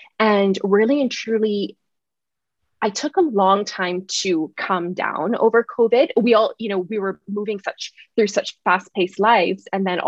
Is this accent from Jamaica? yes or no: no; Barbados; also born or lived in Oakville / Waterloo, Canada; So even though it does sound a little Canadian, I'm actually from Barbados. I did spend about 10 years living in Canada in Oakville and Waterloo.